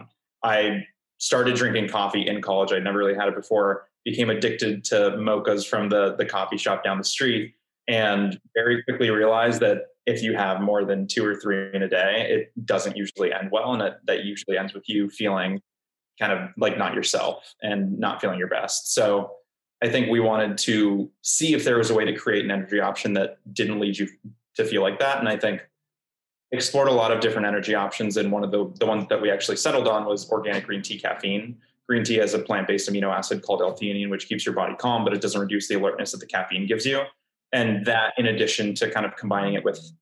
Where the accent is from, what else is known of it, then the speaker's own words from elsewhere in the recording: Miami, Florida, United States; moved away; also born or lived in Libya / Portugal; Born and raised in Miami, but my dad is from Brazil. My mom's from Angola. I lived in Libya for a few years, and I lived in Portugal as well for a few years